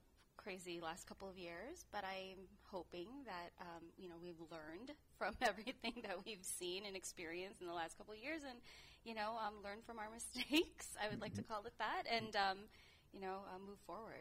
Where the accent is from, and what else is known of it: suburbs of Chicago, Illinois, United States; born or raised there; moved away as an adult; also born or lived in Bacolod, Philippines; now in San Francisco, United States